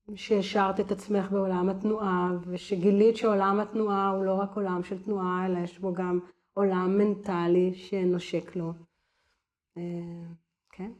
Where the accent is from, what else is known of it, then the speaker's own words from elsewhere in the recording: Givatayim, Tel Aviv District, Israel; now in Tivon, Israel; גדלתי בגבעתד